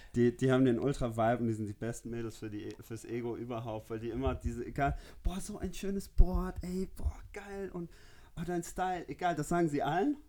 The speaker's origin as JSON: {"language": "German", "country": "Namibia", "tie": "born or raised there", "moved": "as an adult", "lives_now": "Munich, Germany", "said": "ich komme aus Namibia, ähm, bin dort aufgewachsen, wohne jetzt seit zehn Jahren in Deutschland"}